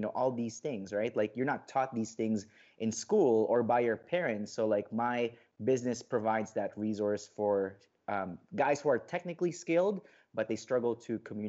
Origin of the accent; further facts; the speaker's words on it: Philippines; English is a second language; moved away; also born or lived in Saudi Arabia; I grew up in a culture, you know, both in the Philippines and in, growing up in the Middle East, like both are very, you know, like conservative, cultures. Like I remember living in Saudi